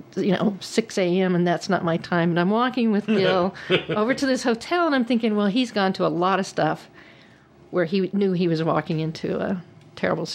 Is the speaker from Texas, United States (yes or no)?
yes; Texas, United States; I am a Texan